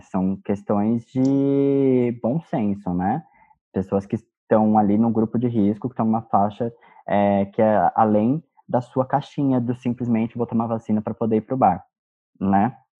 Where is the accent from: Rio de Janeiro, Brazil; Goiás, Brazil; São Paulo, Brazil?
São Paulo, Brazil; nós somos de São Paulo